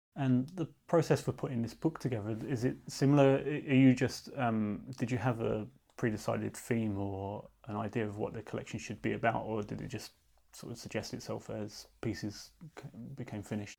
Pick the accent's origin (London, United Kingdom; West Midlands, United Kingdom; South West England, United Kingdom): London, United Kingdom; I was born near Tate Britain